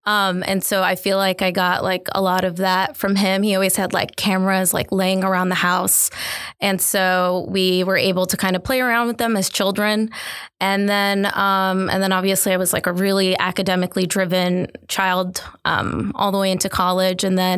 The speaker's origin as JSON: {"language": "English", "region": "the North", "country": "United States", "said": "obviously, as a Northerner, we have our misconceptions about the South."}